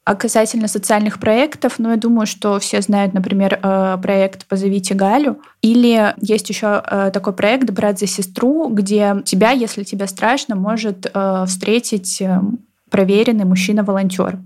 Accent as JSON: {"language": "Russian", "town": "Novosibirsk", "region": "Novosibirsk Oblast", "country": "Russia", "tie": "born or raised there", "said": "я выросла в Новосибирском академгородке"}